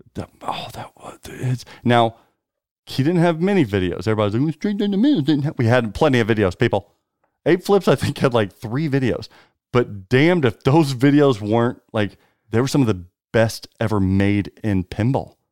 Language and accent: English; United States; us Americans